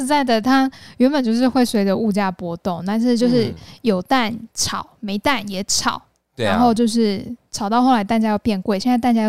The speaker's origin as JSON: {"language": "Chinese", "region": "Yunlin County", "country": "Taiwan", "moved": "yes", "said": "我真的是云林人呢"}